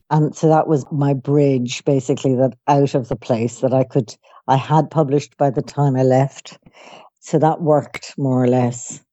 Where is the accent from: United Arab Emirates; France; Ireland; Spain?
Ireland; Dublin, Leinster; I grew up in Dublin, Ireland